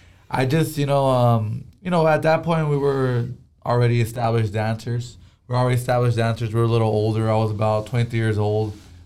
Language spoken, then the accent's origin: English; Vista, California, United States; I grew up in Vista, which is like North County, San Diego. I was already living there. That's where our family's from.